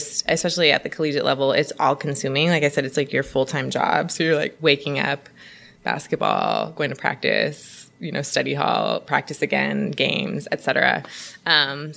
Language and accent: English; Oakland, California, United States; from Oakland, born and raised